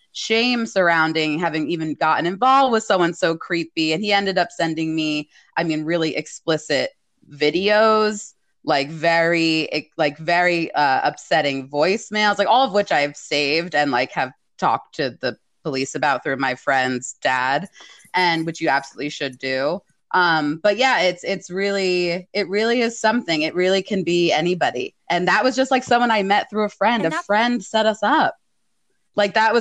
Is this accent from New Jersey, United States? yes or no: yes; New Jersey, United States; I'm from New Jersey